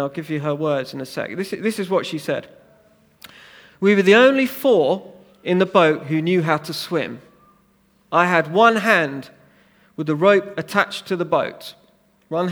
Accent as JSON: {"language": "English", "country": "United Kingdom", "said": "we're British"}